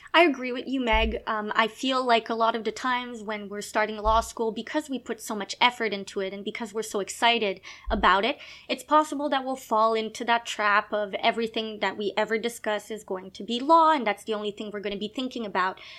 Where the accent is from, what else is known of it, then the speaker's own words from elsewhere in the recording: Gatineau, Quebec, Canada; first language French; English is a second language; also born or lived in Montreal; I was born in Quebec. I am a francophone. Uh, so I l- basically lived in Montreal when I was uh, younger, but I spent most of my time in a little place called Gatineau